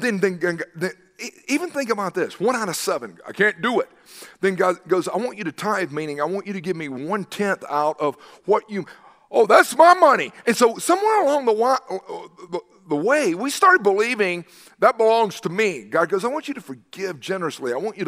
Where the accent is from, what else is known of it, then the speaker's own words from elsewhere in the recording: the South, United States; You remember growing up in the South that even businesses and others would shut down on Wednesday afternoon